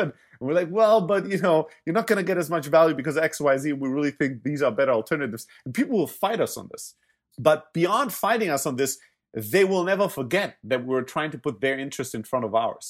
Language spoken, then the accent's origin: English; Germany; moved away; also born or lived in Greece; I'm originally from Greece, grew up in Germany